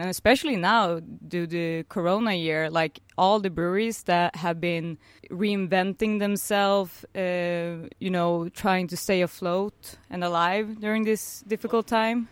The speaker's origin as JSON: {"language": "English", "town": "Norrköping", "region": "Östergötland", "country": "Sweden", "said": "I'm originally from a small town called Norrköping"}